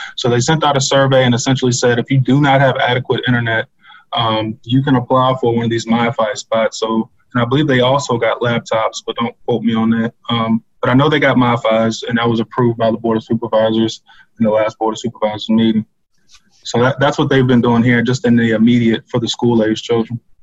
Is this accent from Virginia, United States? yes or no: yes; Locust Grove, Virginia, United States; I grew up in Locust Grove